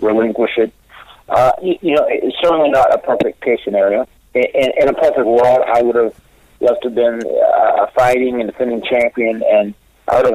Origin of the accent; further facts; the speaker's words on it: North Carolina, United States; my home state, 100 miles from where I live. In my home state, and be in front of my fellow North Carolinians